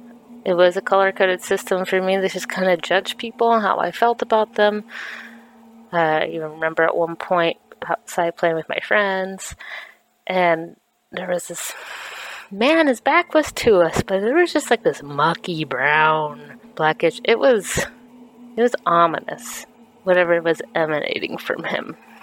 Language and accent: English; Iowa, United States; also born or lived in Massachusetts; I live in Massachusetts, but I am originally from Iowa, lived a few places around the country.